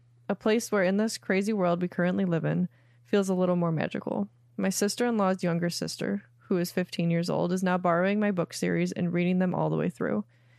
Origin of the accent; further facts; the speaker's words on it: Pittsburgh, Pennsylvania, United States; I'm 28, and I am from Pittsburgh, Pennsylvania.